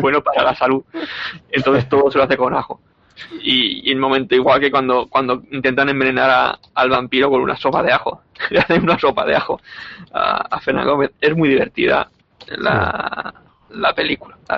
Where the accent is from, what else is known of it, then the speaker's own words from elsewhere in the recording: Alicante, Valencian Community, Spain; como alicantino que soy.